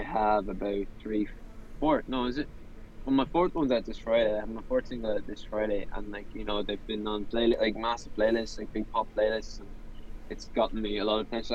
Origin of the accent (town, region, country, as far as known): Ireland